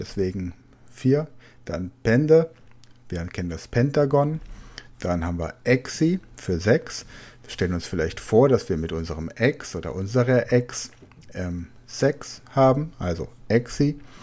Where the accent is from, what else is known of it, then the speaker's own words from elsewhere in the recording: Rhineland-Palatinate, Germany; now in Rhenish Hesse, Germany; Da wo ich wohne, hier in der Rheinhessen-Gegend, ich komme aus der Pfalz